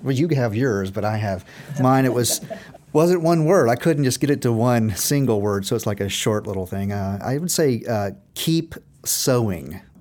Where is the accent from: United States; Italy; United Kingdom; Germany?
United States; Memphis, Tennessee; We are from Tennessee